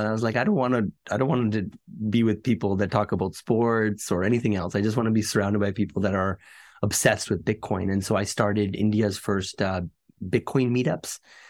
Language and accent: English; Canada; Like just growing up in Canada, for example, there's a lot of things that I think kids take for granted.